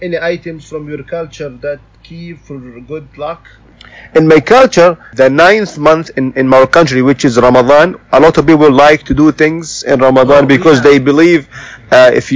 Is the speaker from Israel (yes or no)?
no; Saudi Arabia; also born or lived in Jeddah; from Saudi Arabia as well, and I live in Jeddah